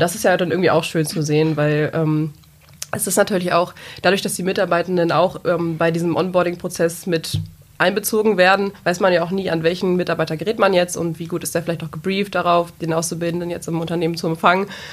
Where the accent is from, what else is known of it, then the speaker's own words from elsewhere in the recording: a small village in the Peine area, Lower Saxony, Germany; moved away as an adult; now in Braunschweig, Germany; komme ursprünglich aus einem kleinen Dorf in der Region in Peine